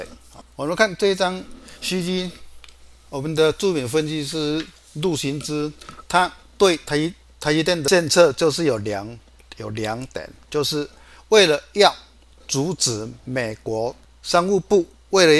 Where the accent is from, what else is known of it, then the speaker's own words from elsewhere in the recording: Chiayi, Taiwan; 各位，我是金钱豹的现场朋友，大家好，我是嘉义的